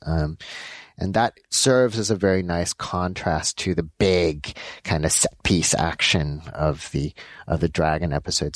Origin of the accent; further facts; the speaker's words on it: Los Angeles, California, United States; So I was born in Los Angeles. My parents are uh, Korean. They're uh, and uh, I grew up in L.A